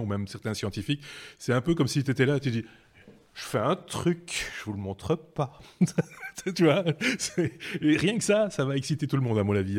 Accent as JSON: {"language": "French", "country": "Belgium", "said": "chez nous en Belgique"}